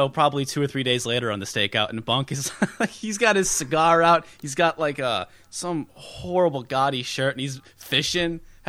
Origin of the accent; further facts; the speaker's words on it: Alaska, United States; we're both from Alaska. There is no gaming culture up here.